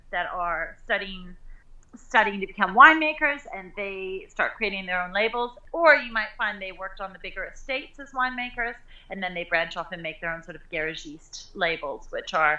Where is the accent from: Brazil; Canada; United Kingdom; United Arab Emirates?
Canada; Okanagan, British Columbia; moved away as an adult; also born or lived in South Africa; coming back with these sort of fresh tourist eyes to my hometown, to my home